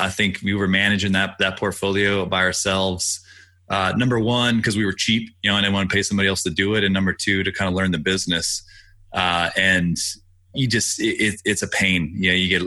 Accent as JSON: {"language": "English", "town": "Austin", "region": "Texas", "country": "United States", "tie": "born or raised there", "said": "I grew up in Austin"}